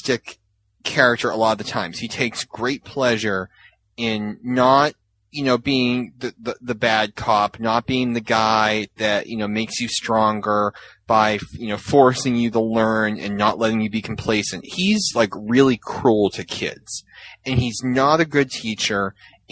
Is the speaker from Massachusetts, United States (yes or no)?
yes; Massachusetts, United States; I was from Massachusetts